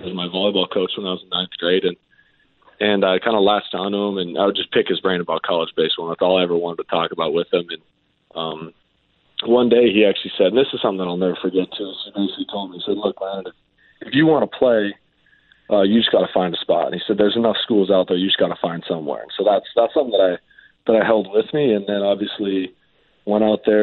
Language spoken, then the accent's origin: English; Canada; growing up in Canada